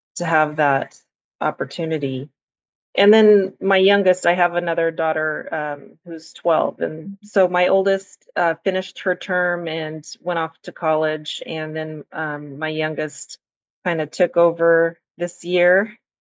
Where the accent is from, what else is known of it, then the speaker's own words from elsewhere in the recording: Central Valley, California, United States; now in Central Coast, United States; I grew up in the Central Valley